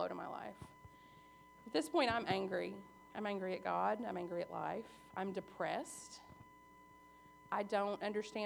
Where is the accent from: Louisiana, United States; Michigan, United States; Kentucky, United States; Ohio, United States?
Kentucky, United States; Southern; also born or lived in Arkansas; I was born in Arkansas. My parents were young. I grew up in Southern Kentucky.